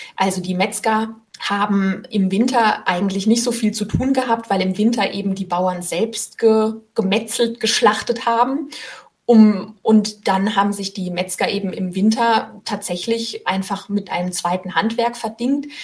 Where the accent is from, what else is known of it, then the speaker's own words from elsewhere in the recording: Rhineland-Palatinate, Germany; moved away as an adult; now in Rheinhessen, Germany; jetzt bin ich selbst Pfälzerin